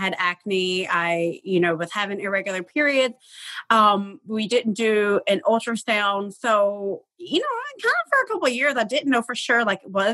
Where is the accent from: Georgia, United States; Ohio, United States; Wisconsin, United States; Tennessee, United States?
Tennessee, United States; I'm from Tennessee